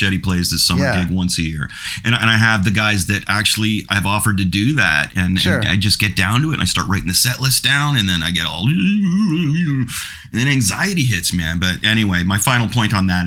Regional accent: Canada; I'm Canadian

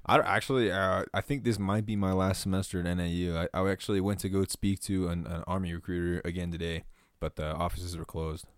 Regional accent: Sarasota, Florida, United States; moved away as an adult; now in Flagstaff, United States; I'm from Sarasota, Florida

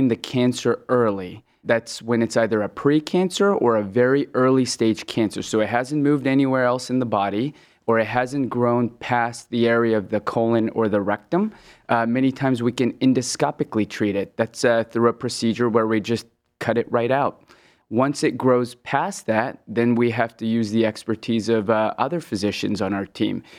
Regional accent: West Coast, United States; moved away as an adult; also born or lived in Hong Kong; now in Cleveland, United States; So uh, I was born in Hong Kong and I moved to the West Coast when I was 10. Uh, then started my medical training in the Midwest at the Ohio State, and I've been in love with the in love with the Midwest ever since.

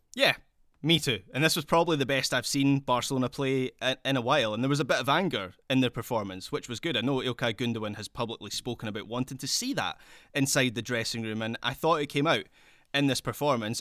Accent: Scotland, United Kingdom; accent: Scottish; my Scottish accent

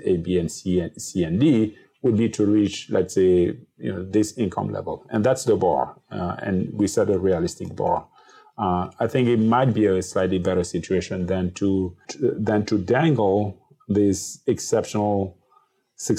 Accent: Cameroon; as a 7-year-old growing up in Cameroon

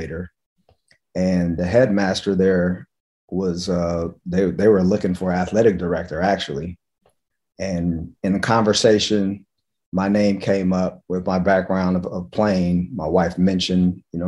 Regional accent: Los Angeles, California, United States; moved away as an adult; now in Charlotte, United States; I'm originally from the West Coast, from Los Angeles

